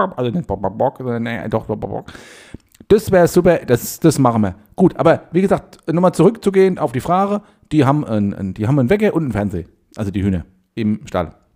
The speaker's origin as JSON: {"language": "German", "town": "Heide", "region": "Schleswig-Holstein", "country": "Germany", "tie": "born or raised there", "said": "ich bin ja in Heide aufgewachsen"}